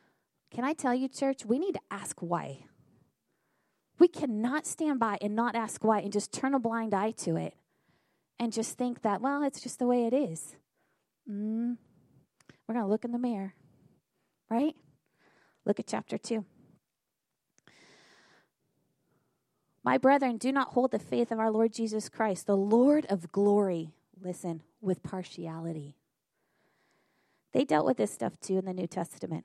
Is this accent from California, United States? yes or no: yes; Northern California, United States; moved away as an adult; now in Battle Creek, United States; When we moved to Michigan, I was raised in Northern California